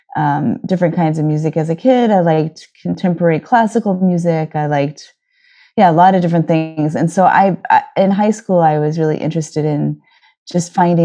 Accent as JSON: {"language": "English", "area": "near San Francisco", "region": "California", "country": "United States", "tie": "born or raised there", "also_born_or_lived": "Los Angeles", "moved": "as an adult", "lives_now": "New York, United States", "said": "I grew up near San Francisco"}